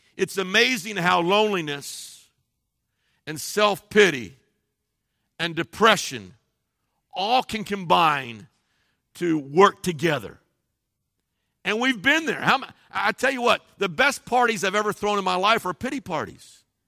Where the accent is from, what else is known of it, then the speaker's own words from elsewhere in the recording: Cincinnati, Ohio, United States; I grew up in Cincinnati, Ohio